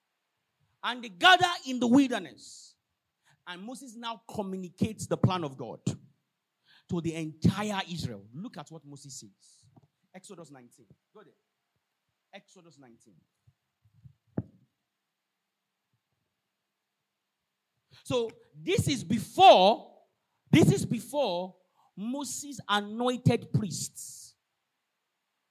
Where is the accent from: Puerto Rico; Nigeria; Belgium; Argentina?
Nigeria; Osun; I'm not a Levite by tribal. I'm from Osun State. One crazy village like that.